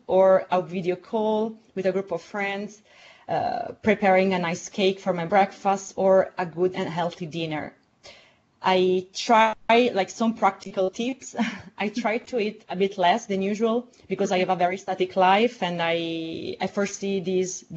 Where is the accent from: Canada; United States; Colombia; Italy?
Italy; Southern Italy; now in Rome, Italy; my hometown in the south of Italy